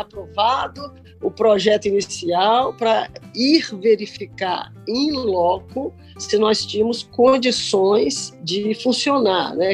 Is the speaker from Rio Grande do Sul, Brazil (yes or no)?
no; Cachoeiro de Itapemirim, Espírito Santo, Brazil; eu estudei escola pública no primário, Bernardino Monteiro em Cachoeiro da Primirim